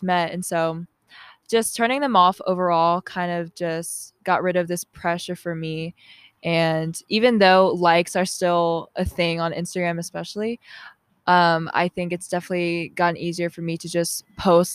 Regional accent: Milton, Georgia, United States; I grew up in Georgia my whole life. I grew up in Milton, Alpharetta area.

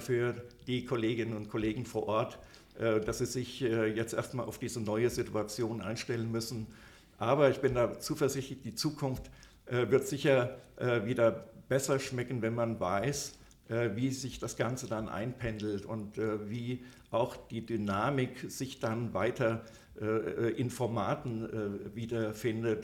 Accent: a small village near Büdingen, Upper Hesse, Germany; Ich äh, komme aus einem äh, kleinen Dorf aus der Nähe äh, äh, von Büdingen. Das ist also da im, in Oberhessen

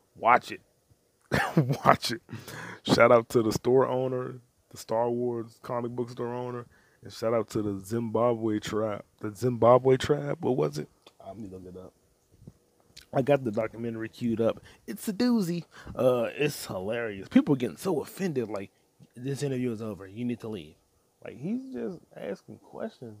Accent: United States; I'm black American

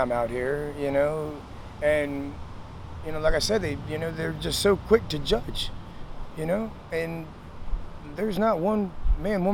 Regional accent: Maryland, United States; also born or lived in Beckley, West Virginia; I was born in Beckley, West Virginia. Okay. And I lived there for a short while, and my family moved up to Maryland, and I've lived here for, you know, damn near my whole life

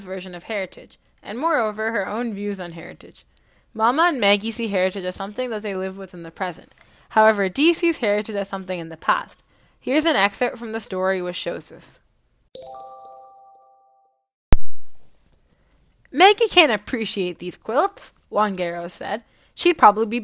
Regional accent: Canada; As an Indian Canadian

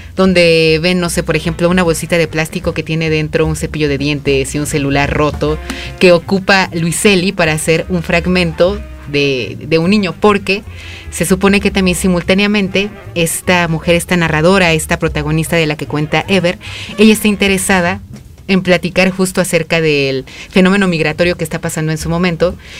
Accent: Mexico; nosotros como mexicanos

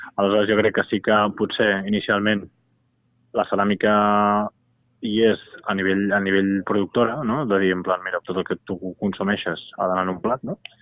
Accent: Barcelona, Catalonia, Spain; jo sóc de Gràcia de sempre

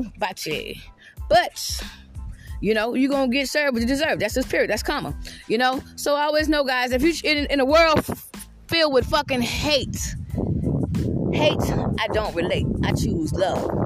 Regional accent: South Carolina, United States; I'm from the South. I'm from South Carolina

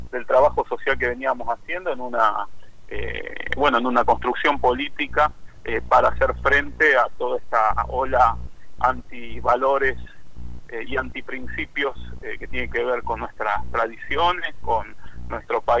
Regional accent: Rosario, Santa Fe, Argentina; Bueno, yo soy aquí de la ciudad de Rosario, soy un pastor evangélico, eh, vengo de tercera generación de pastores dentro del movimiento evangélico

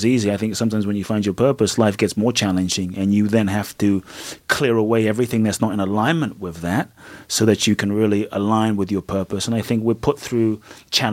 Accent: London, United Kingdom; moved away as an adult; also born or lived in Ghana; now in United States; growing up in Peckham was literally like a ghetto

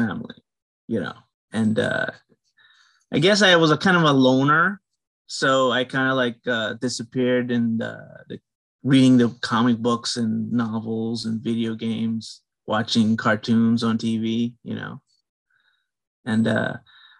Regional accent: Guyana; I'm from the Caribbean. I'm from, I guess you can call it West Indian, you know. I'm Guyanese.

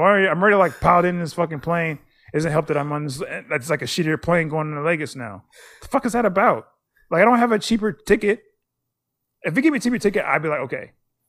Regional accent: United States; They know I'm American.

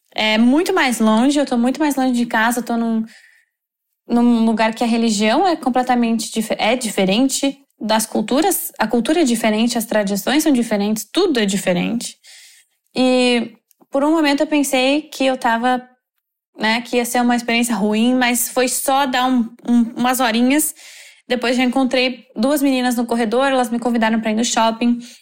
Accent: Novo Hamburgo, Rio Grande do Sul, Brazil; moved away as an adult; now in Doha, Qatar; sou de Novo Hamburgo, no Rio Grande do Sul.

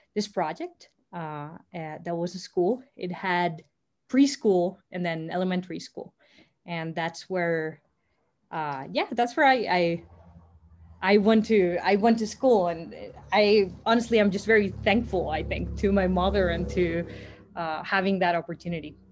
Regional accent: Costa Rica; I am Costa Rican, born and raised in Costa Rica

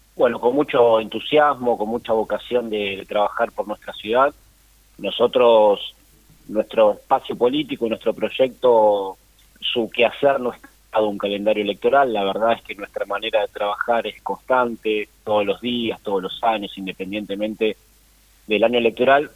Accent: Lanús, Buenos Aires Province, Argentina; yo nací en un club de barrio, prácticamente en el Club Mariano Moreno, la Lanús Este, jugué, fui delegado

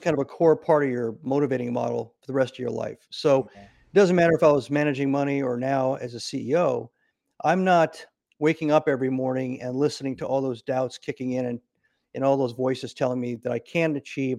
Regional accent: Nebraska, United States; So I grew up in Nebraska, and after my parents got divorced, I ended up traveling a lot of places before I graduated high school.

